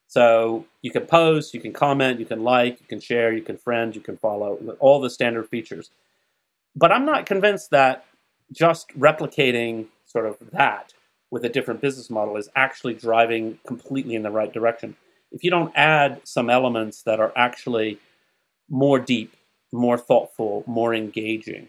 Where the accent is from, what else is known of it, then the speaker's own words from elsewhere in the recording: Huntsville, Alabama, United States; where I grew up in Huntsville, Alabama